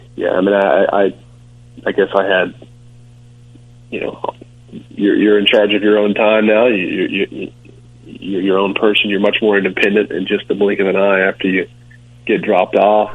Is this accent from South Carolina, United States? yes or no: yes; Rock Hill, South Carolina, United States; I'm from Rock Hill. It's a small town south of Charlotte, under the border um, in South Carolina